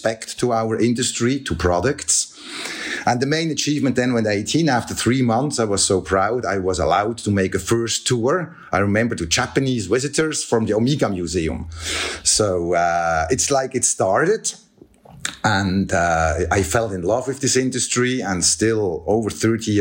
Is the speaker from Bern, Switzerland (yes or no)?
yes; Biel/Bienne, Bern, Switzerland; I grew up here in Bienne, which is the cradle of the Swiss watchmaking